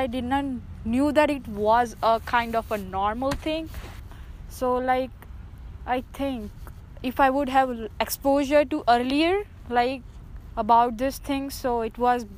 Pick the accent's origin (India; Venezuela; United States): India; moved away; I'm from India